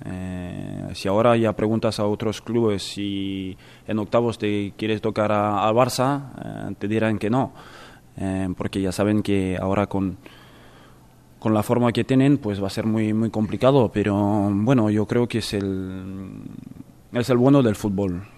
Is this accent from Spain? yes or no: no; France; moved away; en mi país y en la capital